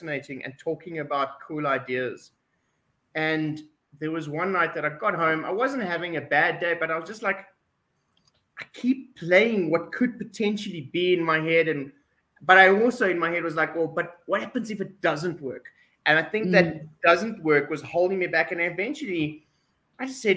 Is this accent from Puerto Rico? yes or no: no; South Africa; We're South African.